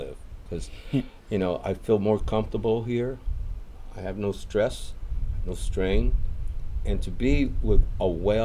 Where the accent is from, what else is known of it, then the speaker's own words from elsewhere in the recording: Los Angeles, California, United States; moved away as an adult; now in Baja California, Mexico; I grew up in Los Angeles, California